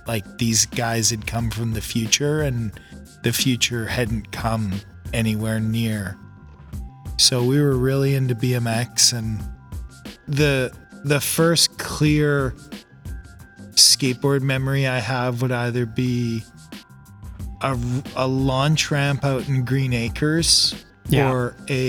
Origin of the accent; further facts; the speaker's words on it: Minnedosa, Manitoba, Canada; also born or lived in Swan River / Brandon / Winnipeg; now in Vancouver, Canada; But growing up in Minnedosa